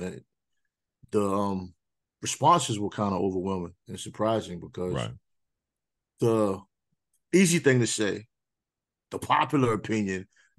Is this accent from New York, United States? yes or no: yes; New York City, New York, United States; also born or lived in Queens; My family's from Queens, so I'm from Brooklyn.